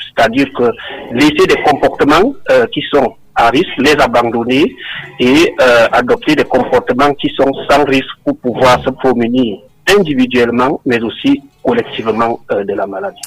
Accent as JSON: {"language": "French", "country": "Cameroon", "tie": "born or raised there"}